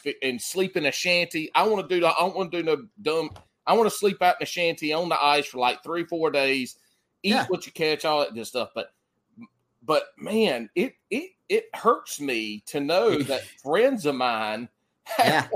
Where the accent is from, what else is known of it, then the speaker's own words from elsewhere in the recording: South Carolina, United States; accent: country; now in North Carolina, United States; growing up in South Carolina